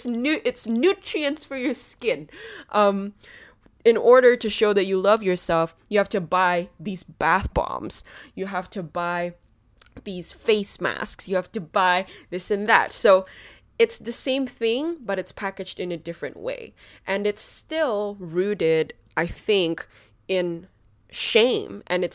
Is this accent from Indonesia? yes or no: yes; Indonesia; Because I grew up in Indonesia, I grew up as a Chinese Indonesian, one of the things they prided the most was being white